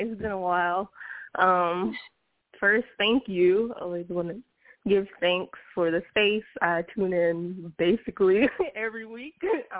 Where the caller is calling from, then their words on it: California, United States; I'm calling from the Bay Area, California.